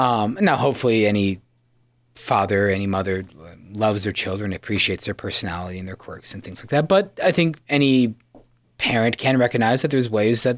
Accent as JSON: {"language": "English", "town": "Yankton", "region": "South Dakota", "country": "United States", "tie": "born or raised there", "said": "From the mother city of the Dakotas, Yankton, my hometown."}